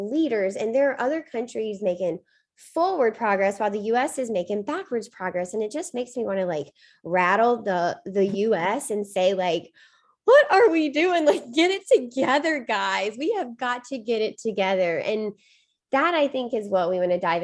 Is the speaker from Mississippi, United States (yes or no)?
yes; Mississippi, United States; moved away as an adult; now in Boston, United States; I grew up in Mississippi and spent my first 24 years of life down there. So I may be in Boston now